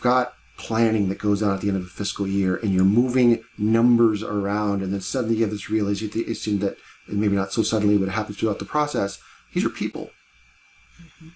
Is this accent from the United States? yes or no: yes; Cleveland, Ohio, United States; I grew up in Cleveland, Ohio